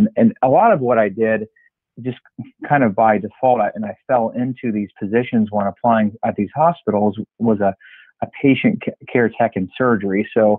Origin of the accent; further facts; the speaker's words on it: Ohio, United States; I'm from Ohio. I've lived in Ohio my whole life.